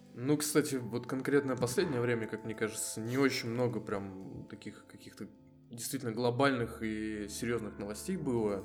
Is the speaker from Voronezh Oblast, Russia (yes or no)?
yes; Voronezh, Voronezh Oblast, Russia; born or raised there